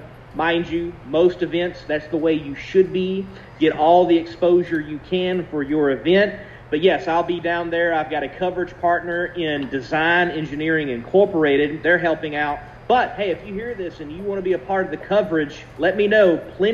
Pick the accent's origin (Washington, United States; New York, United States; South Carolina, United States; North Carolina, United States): South Carolina, United States; also born or lived in Georgia / Texas; now in Roxboro, United States; I was born in Georgia, mostly have lived in South Carolina, but I've also spent some time in Texas, so I got the main southern states covered. Now I'm in Roxboro